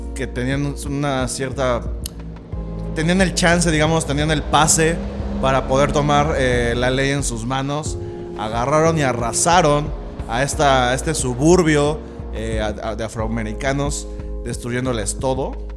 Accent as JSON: {"language": "Spanish", "country": "Mexico", "said": "nosotros como mexicanos"}